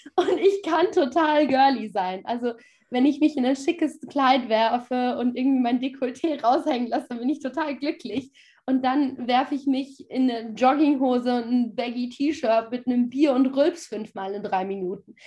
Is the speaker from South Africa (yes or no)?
no; a village in western Austria, Austria; also born or lived in Sweden; now in Vienna, Austria; ich komme ja ursprünglich nicht aus Wien, sondern aus einem Kuhdorf im Westen Österreichs.